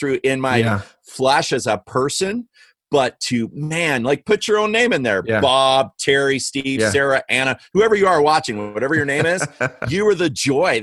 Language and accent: English; Canada; accent: Canadian; You heard my Canadian accent